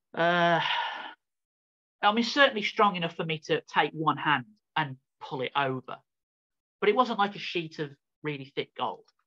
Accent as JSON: {"language": "English", "town": "Birmingham", "region": "West Midlands", "country": "United Kingdom", "tie": "born or raised there", "said": "I was born in Birmingham in in England in the United Kingdom, um, which is like in the Midlands of the country"}